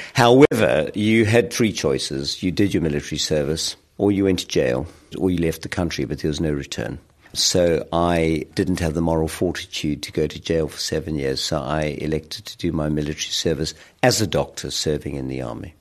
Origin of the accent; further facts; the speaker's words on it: South Africa; moved away as an adult; now in United Kingdom; growing up in South Africa, at probably one of the darkest moments of its history